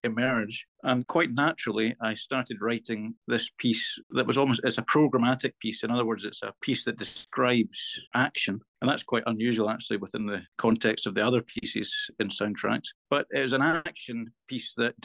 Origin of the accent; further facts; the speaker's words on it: Falkirk, Scotland, United Kingdom; My hometown of Falkirk has a unique central geographical position in Scotland